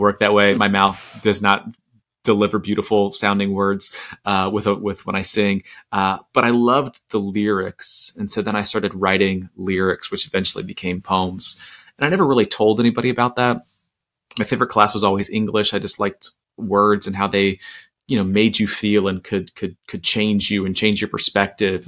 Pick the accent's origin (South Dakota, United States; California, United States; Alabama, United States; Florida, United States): Florida, United States; Orlando; I grew up in Orlando in the 90s